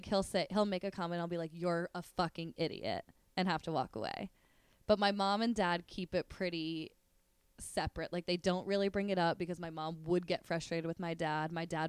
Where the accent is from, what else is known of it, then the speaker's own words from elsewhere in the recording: New Jersey, United States; now in New York, United States; I grew up in New Jersey. Dad grew up in Brooklyn. Mom grew up in Manhattan.